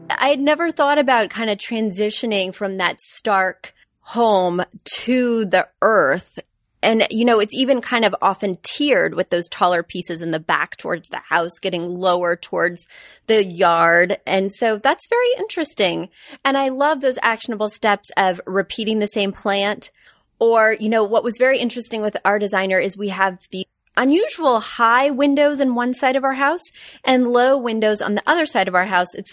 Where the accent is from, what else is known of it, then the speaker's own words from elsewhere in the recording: Midwest, United States; I grew up in the Midwest, and we get everything a little later out there.